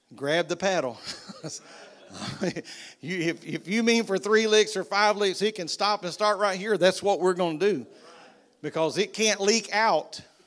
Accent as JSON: {"language": "English", "country": "United States", "said": "I'm American"}